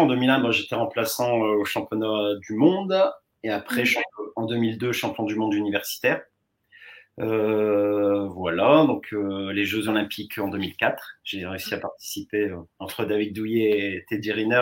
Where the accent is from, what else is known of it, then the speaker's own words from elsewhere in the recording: Pas-de-Calais, Hauts-de-France, France; j'étais revenu dans le Pas-de-Calais